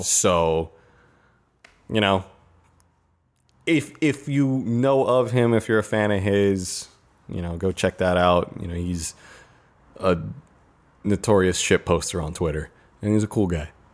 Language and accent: English; United States